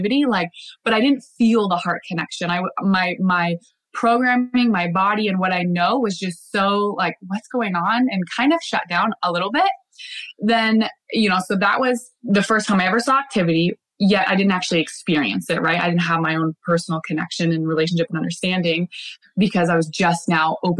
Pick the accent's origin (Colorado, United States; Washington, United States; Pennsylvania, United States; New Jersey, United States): Washington, United States; Bellingham; We're back in my hometown, Bellingham.